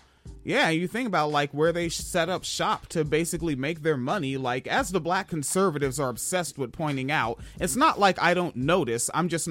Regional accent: West Coast, United States; Like, especially growing up on the West Coast

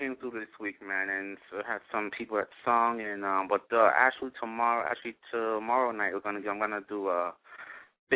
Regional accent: Newark, New Jersey, United States; now in West Orange, United States; I was born and raised in Newark, so I know Jersey with my eyes closed

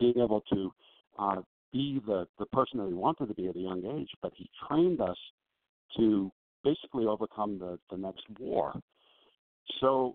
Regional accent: Long Island, New York, United States; I grew up on Long Island

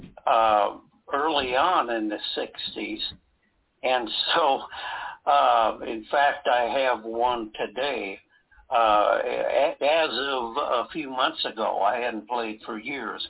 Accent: Wisconsin, United States; I was raised in the music business in my home state of Wisconsin

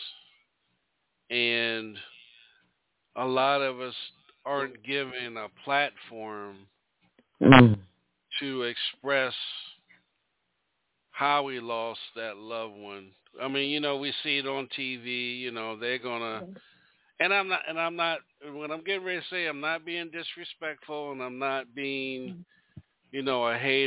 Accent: Maryland, United States; I'm from Maryland

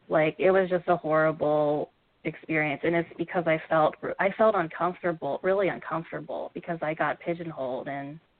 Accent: Midwest, United States; growing up in the Midwest, especially, um, you're kind of like you.

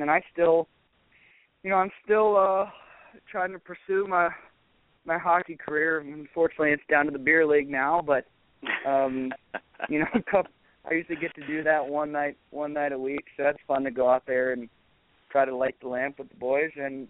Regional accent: Maryland, United States; I grew up in Maryland

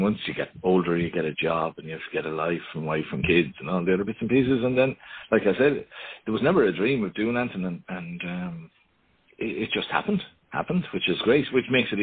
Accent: Ireland; being Irish, of course, family is huge.

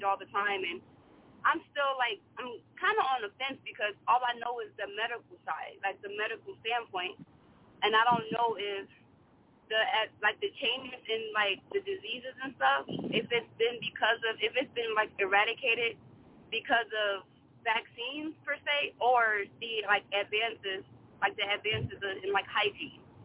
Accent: Chicago, Illinois, United States; I'm from Chicago

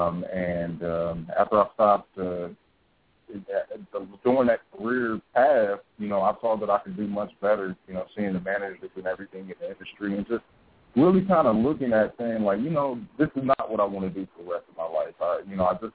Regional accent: Columbus, Ohio, United States; now in Atlanta, United States; I'm originally from Columbus, Ohio. I came down to Atlanta

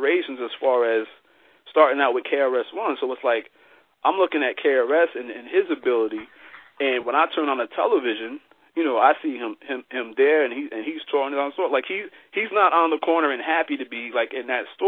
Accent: Albany, New York, United States; In the area where I grew up in upstate New York, I'm actually in the capital. I'm in Albany, New York.

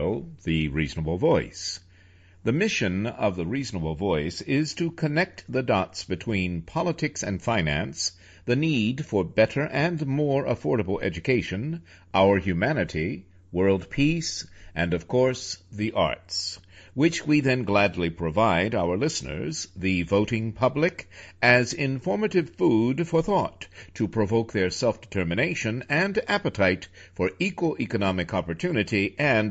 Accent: New York, United States; now in Charlottesville, United States; as a New Yorker

